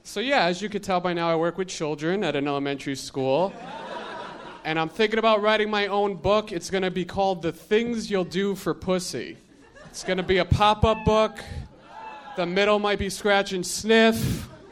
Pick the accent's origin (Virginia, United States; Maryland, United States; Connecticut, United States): Connecticut, United States; moved away; I'm originally from Connecticut.